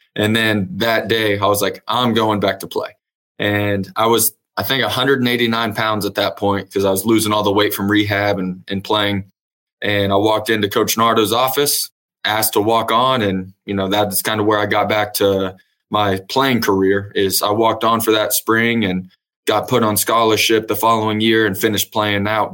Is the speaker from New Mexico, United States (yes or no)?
no; Emporia, Kansas, United States; moved away as an adult; now in Edmond, United States; I was originally born and raised in Emporia, Kansas. Uh, grew up there, went to high school at Emporia High